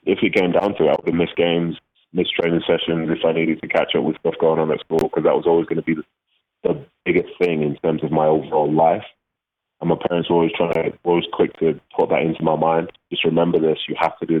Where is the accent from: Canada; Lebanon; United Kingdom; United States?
United Kingdom; Manchester, North West England; also born or lived in Nigeria; I was raised in Manchester, I was raised in Mancunian, so I also see that as home